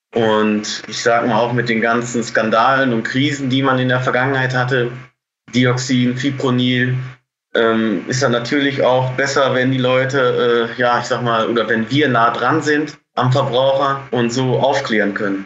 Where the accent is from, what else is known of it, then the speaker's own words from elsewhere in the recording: Bocholt, North Rhine-Westphalia, Germany; Ich komme aus Bocholt. Das ist direkt an der niederländischen Grenze.